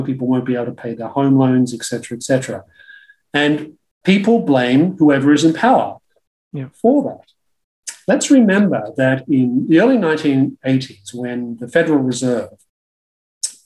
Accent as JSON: {"language": "English", "country": "Australia", "tie": "born or raised there", "said": "growing up in Australia in the 1970s"}